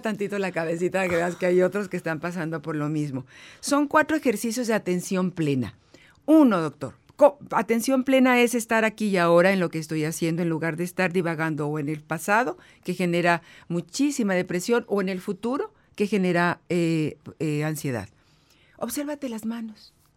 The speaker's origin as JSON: {"language": "Spanish", "region": "northern Mexico", "country": "Mexico", "said": "soy norteña también"}